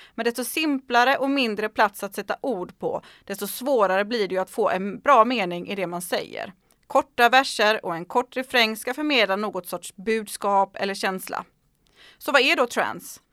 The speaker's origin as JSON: {"language": "Swedish", "country": "Sweden", "said": "Hemma i Sverige"}